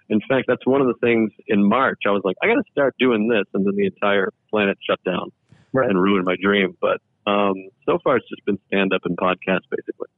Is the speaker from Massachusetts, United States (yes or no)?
yes; Massachusetts, United States; I grew up in Mass, Massachusetts